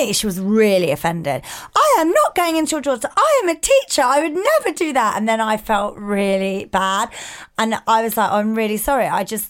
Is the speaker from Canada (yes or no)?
no; England, United Kingdom; But we're English.